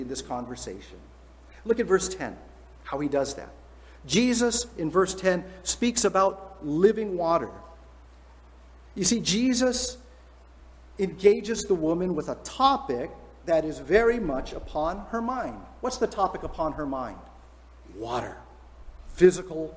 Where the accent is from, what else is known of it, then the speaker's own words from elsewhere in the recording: San Francisco Bay Area, California, United States; we're from San Francisco Bay Area